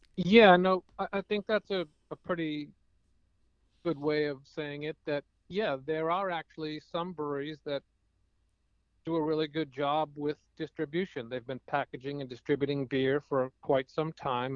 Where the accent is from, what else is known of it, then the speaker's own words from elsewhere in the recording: Cambridge, Massachusetts, United States; one of my hometown breweries, which is a pretty amazing place called uh, Cambridge Brewing Company